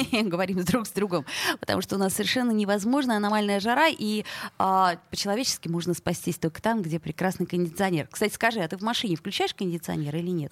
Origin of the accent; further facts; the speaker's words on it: Saint Petersburg, Russia; мы, петербуржцы